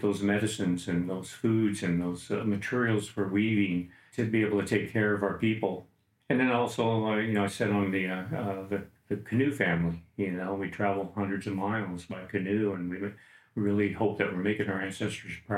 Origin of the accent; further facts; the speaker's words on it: Clark County, Washington, United States; I grew up in Clark County. You know, when I was 1 year old, I moved back into this area, and my dad moved us up here.